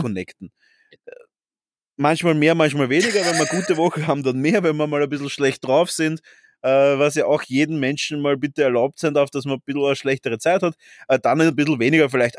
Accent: Vienna, Austria; wir sind ja beide Urwiener

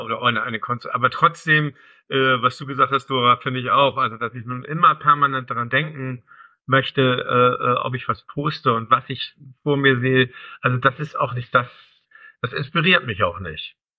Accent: Kiel, Schleswig-Holstein, Germany; also born or lived in North Frisia; ich bin in Kiel aufgewachsen

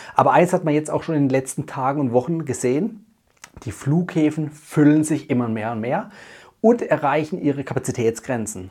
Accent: Germany; bei uns in Deutschland

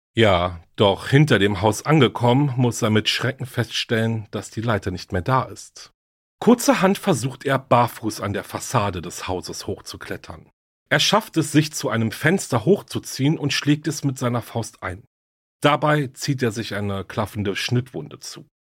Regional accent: Berlin, Germany; Berlin, meine Heimatstadt

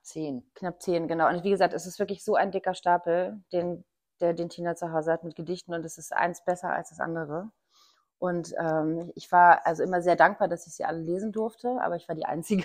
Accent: East Germany, Germany; now in Hamburg, Germany; also ich komme aus dem Osten

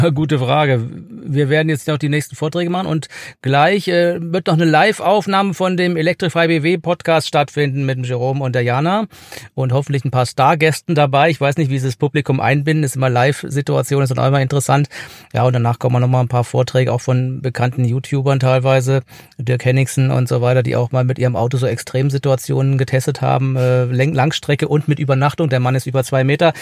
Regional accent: near Horb am Neckar, Baden-Württemberg, Germany; Ich komme ja auch aus der Gegend, äh, 50 Kilometer von hier

